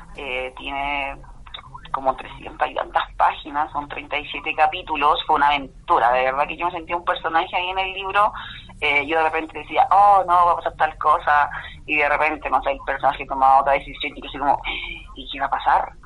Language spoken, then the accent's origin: Spanish; Curicó, Maule, Chile; vengo de Chile, de Curicó y siempre del campo.